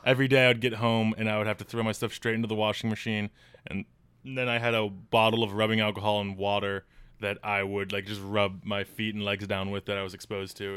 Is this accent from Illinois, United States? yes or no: yes; Illinois, United States; moved away; I'm from Illinois